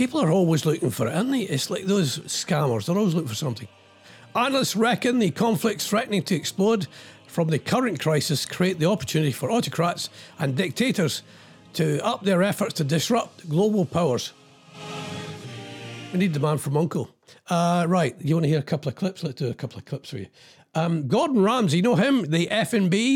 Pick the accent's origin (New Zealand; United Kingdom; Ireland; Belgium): United Kingdom; Ayrshire, Scotland; I'm from Ayrshire.